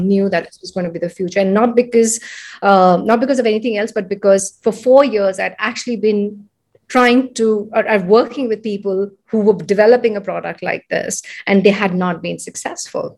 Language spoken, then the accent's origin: English; India; moved away as an adult; also born or lived in San Francisco, United States; I'm from India. I'm born, brought up here.